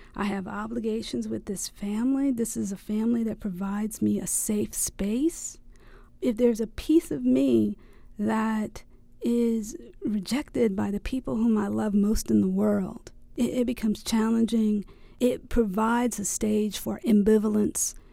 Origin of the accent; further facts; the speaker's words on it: the South, United States; I am from the South